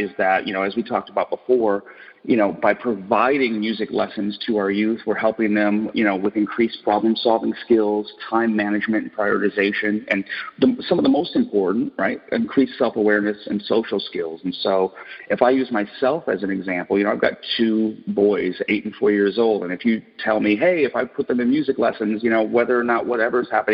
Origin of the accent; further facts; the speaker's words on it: Detroit, Michigan, United States; I grew up in Detroit, Michigan, and, it was a factory town